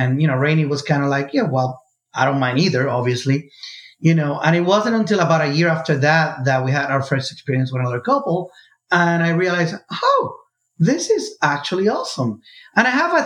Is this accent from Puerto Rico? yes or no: yes; Puerto Rico; moved away; I grew up in Puerto Rico